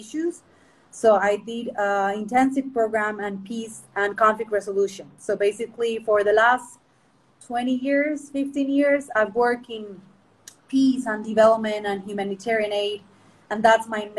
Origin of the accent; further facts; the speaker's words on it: Medellín, Antioquia, Colombia; accent: mix of British, American, and Colombian; English is a second language; So I'm originally from Medellin. I grew up here in Colombia